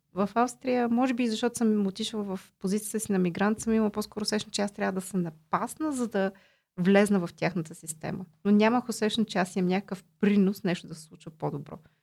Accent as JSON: {"language": "Bulgarian", "country": "Bulgaria", "also_born_or_lived": "Austria"}